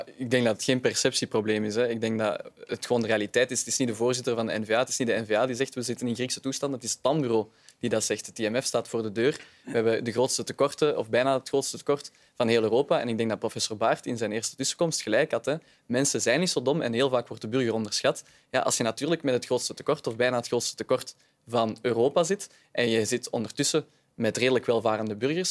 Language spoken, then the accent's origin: Dutch; Vilvoorde, Flanders, Belgium; ik ben van Vilvoorde